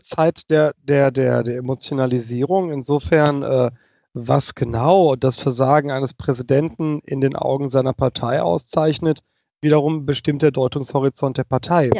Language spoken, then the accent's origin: German; Germany; kann ich als Deutscher